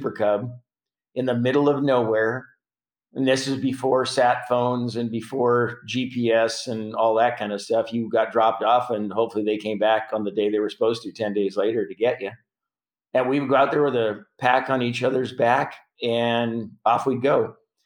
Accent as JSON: {"language": "English", "town": "Prince Albert", "region": "Saskatchewan", "country": "Canada", "moved": "yes", "lives_now": "United States", "said": "I'm from Prince Albert, mm-hmm. Saskatchewan."}